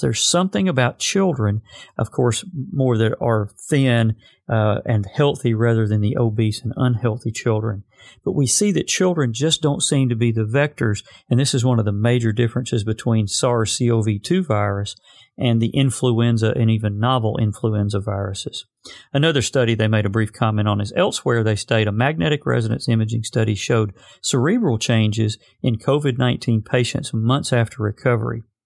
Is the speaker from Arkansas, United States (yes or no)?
yes; Arkansas, United States; my home state of Arkansas